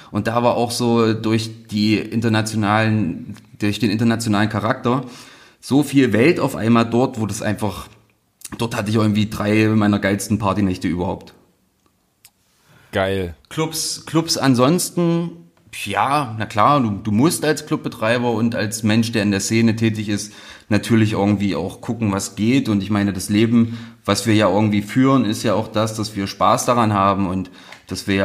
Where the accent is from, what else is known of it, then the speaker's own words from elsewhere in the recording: Saxony-Anhalt, Germany; ich bin nicht in Halle groß geworden. Meine Eltern sind, als ich irgendwie sechs war, ein bisschen auf ein, auf ein, auf ein kleineres Dorf in der Nähe von Halle gezogen